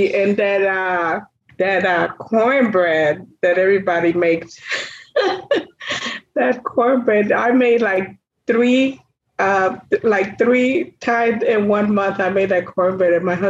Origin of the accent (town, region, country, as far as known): Chicago, Illinois, United States